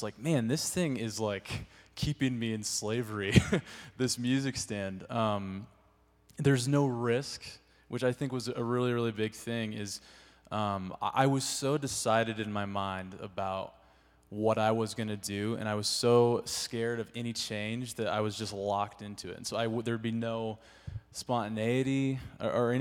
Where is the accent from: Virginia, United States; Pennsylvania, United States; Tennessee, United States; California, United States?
California, United States; moved away; I'm from California, and I started leading at this church.